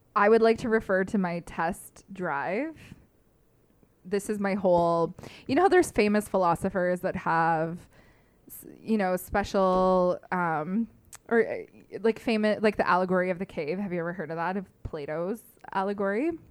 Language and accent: English; London, Ontario, Canada; moved away as an adult; now in Toronto, Canada; I came home from Toronto to here, to London